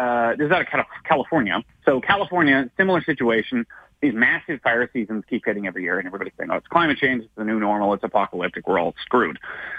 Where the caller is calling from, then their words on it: Victoria, British Columbia, Canada; So I'm speaking here from Victoria. Victoria, the only reason it's here, why the BC capital is here